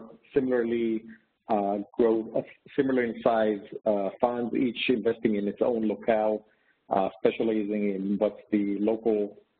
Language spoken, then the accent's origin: English; Israel; moved away as an adult; also born or lived in New York; I lived my whole life pretty much in Israel. I grew up in Israel.